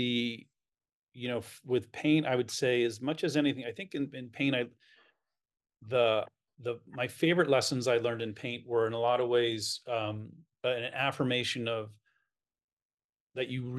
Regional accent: New York, United States; I'm from New York

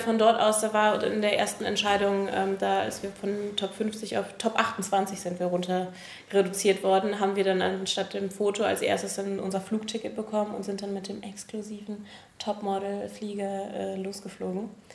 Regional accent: Germany; da, wo ich aufgewachsen bin, ist das in der Nähe von der holländischen Grenze

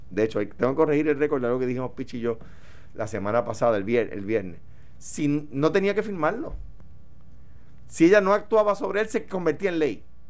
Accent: Coamo, Puerto Rico; now in Guaynabo, Puerto Rico; mi domicilio sigue siendo Cuamo

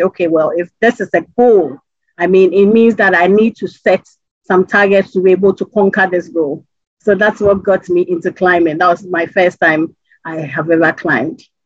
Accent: Ghana; as a Ghanaian

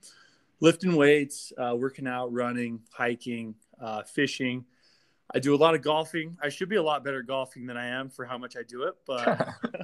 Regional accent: Pocatello, Idaho, United States; I was born and raised in Pocatello, Idaho. I grew up here my whole life.

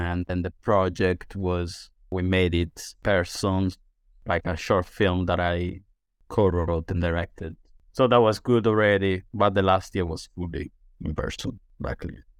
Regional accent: Sardinia, Italy; English is a second language; moved away as an adult; also born or lived in London, United Kingdom; now in St Albans, United Kingdom; So I am from Italy. Specifically, I'm from Sardinia, which is an island

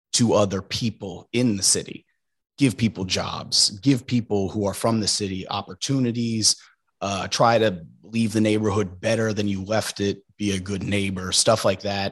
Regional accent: Trevose, Pennsylvania, United States; moved away as an adult; also born or lived in Philadelphia, Pennsylvania; now in Brooklyn, United States; I am from a small town just outside of Northeast Philly known as Trevose.

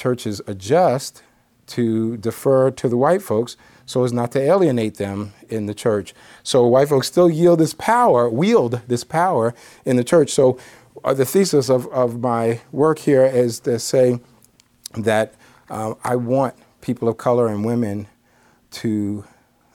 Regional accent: New York, United States; I'm a New Yorker

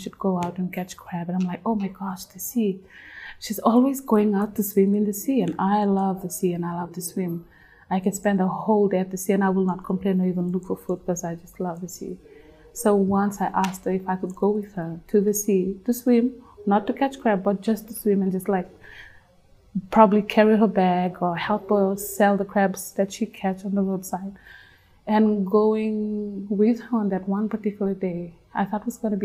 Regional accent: Western Division, Fiji; moved away as an adult; also born or lived in Lautoka / Suva; I grew up in the Western Division

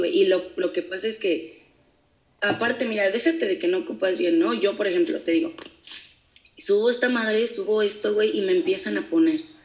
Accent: Amealco, Querétaro, Mexico; moved away as an adult; also born or lived in San Juan del Río, Mexico / United States; now in Querétaro, Mexico; no soy de Américo soy de San Juan del Río, pero este, crecí en Américo

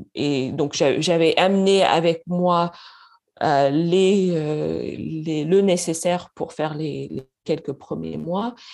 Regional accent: Canada; first language English; French is a second language; moved away as an adult; now in Paris, France

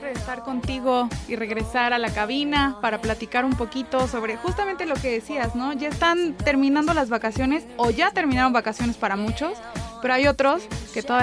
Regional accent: Puebla, Mexico; somos orgullosamente poblanos y de poblanos para los poblanos.

